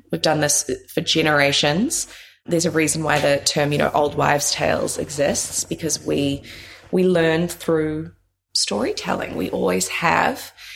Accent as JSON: {"language": "English", "country": "New Zealand", "tie": "born or raised there", "also_born_or_lived": "New York", "moved": "as an adult", "said": "So born and raised in New Zealand, moved to New York when I was tender age of kind of 21"}